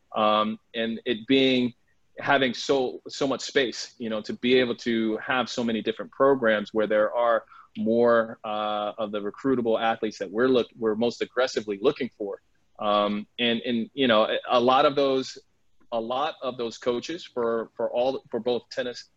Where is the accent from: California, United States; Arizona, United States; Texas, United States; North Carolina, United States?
North Carolina, United States; moved away; I'm originally from North Carolina